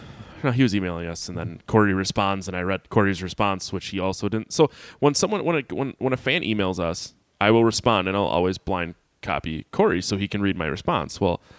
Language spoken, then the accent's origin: English; Sheboygan, Wisconsin, United States; Three Sheeps is a brewery from my hometown, Sheboygan, Wisconsin.